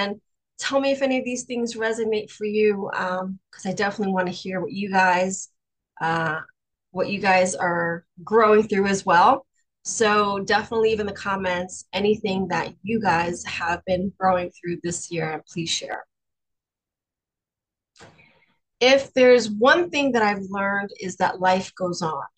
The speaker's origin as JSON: {"language": "English", "town": "New York City", "region": "New York", "country": "United States", "also_born_or_lived": "Florida", "accent": "Brooklyn", "moved": "as an adult", "said": "my very Brooklyn accent"}